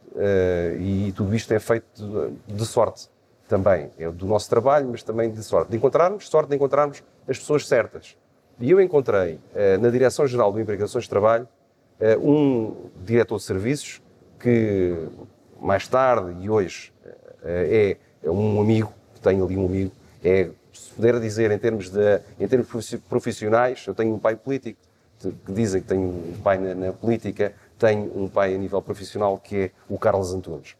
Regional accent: Setúbal, Portugal; nasci em Subal no dia 26 de agosto de 1972

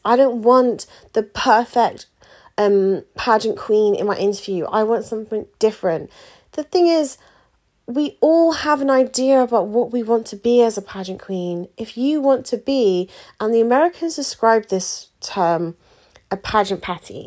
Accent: United Kingdom; we're very British as well, aren't we? In the UK

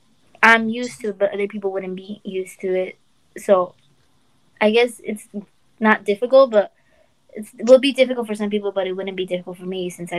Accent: Los Angeles, California, United States; told her I'm from Watts.

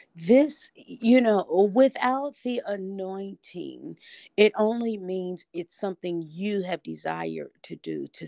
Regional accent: Indianapolis, Indiana, United States; now in Nashville, United States; I am originally from Indianapolis, Indiana, and I reside now in Nashville, Tennessee

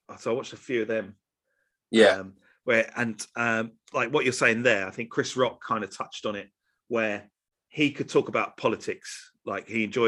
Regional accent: Welwyn Garden City and Hatfield, East of England, United Kingdom; us two born and bred in Wellington City and Hatfield

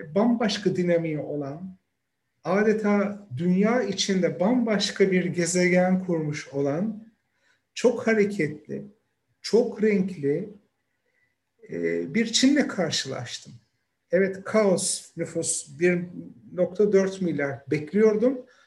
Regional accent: Izmir, Turkey; moved away as an adult; also born or lived in Istanbul / Ankara / North Macedonia / Albania; now in Beijing, China; 1972 yılında İzmir'de doğdum.

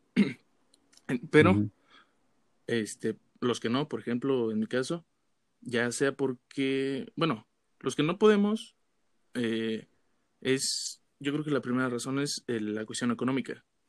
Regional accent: Pátzcuaro, Michoacán, Mexico; yo de, de Pátzcuaro, eh, a las afueras, de hecho

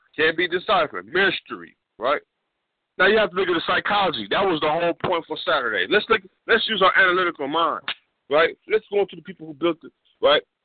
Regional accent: West Coast, United States; I'm from the West Coast. We don't speak indirectly

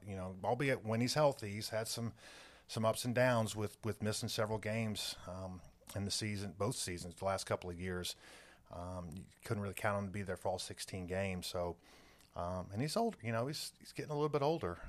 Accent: North Carolina, United States; moved away; for me to come back to my home state

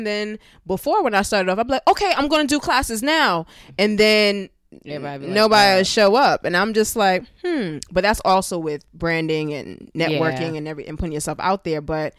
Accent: Brooklyn, New York, United States; You know, I'm from Brooklyn, New York. I have Caribbean family, you know, parents.

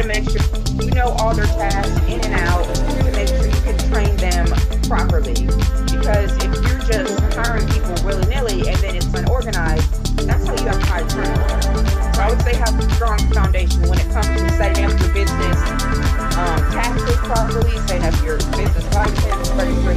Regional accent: Pennsylvania, United States; now in Thomasville, United States; I grew up in Pennsylvania, so that's why I do not have a southern accent. Yes, I currently live in Thomasville, Georgia

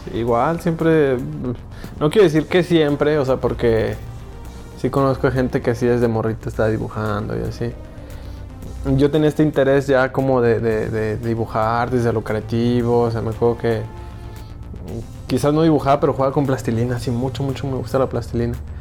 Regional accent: Ecatepec, State of Mexico, Mexico; now in Aguascalientes, Mexico; soy medio chilango, soy medio chilango, soy, bueno, de Catepec

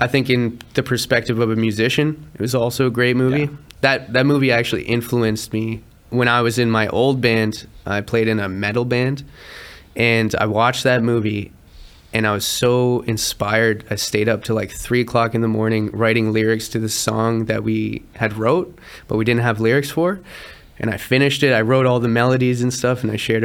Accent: around Toronto, Ontario, Canada; We focus primarily in Toronto because we're from Toronto. We're from around Toronto

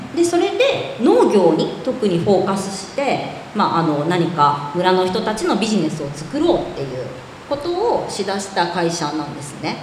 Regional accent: Kinokawa, Wakayama, Japan; 実家は和歌山県の紀の川市の甘露寺っていうところ

